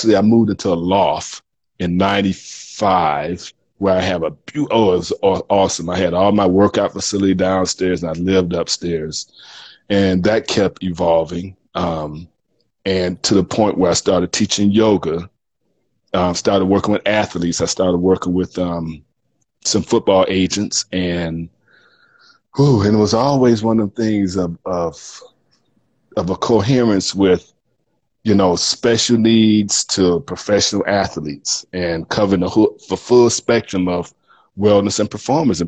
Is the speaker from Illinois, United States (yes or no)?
no; Miami, Florida, United States; moved away as an adult; also born or lived in Houston / Dallas; I grew up in Miami